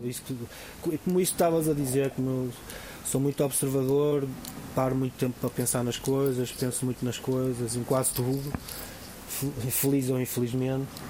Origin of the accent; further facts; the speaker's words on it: Vila Nova de Gaia, Norte, Portugal; eu digo que sou de Gaia